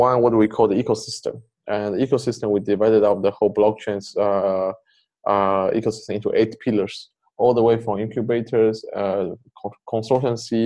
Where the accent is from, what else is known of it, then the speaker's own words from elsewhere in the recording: Poland; also born or lived in Taiwan / Canada; I grew up in Poland